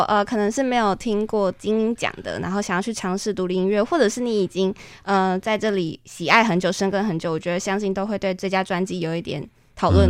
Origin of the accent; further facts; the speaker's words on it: Kaohsiung, Taiwan; 跟我一样是高雄人